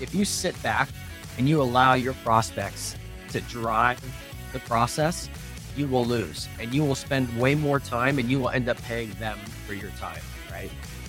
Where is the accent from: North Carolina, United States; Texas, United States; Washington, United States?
North Carolina, United States; Danville; also born or lived in Northern Virginia; I didn't move around a ton, but I was originally from Danville, North Carolina.